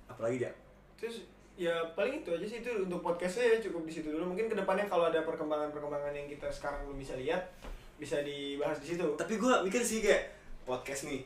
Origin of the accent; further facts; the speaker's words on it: Tambun, West Java, Indonesia; Karena kalau berhubung gue gede di daerah ini, gue gede di Tambun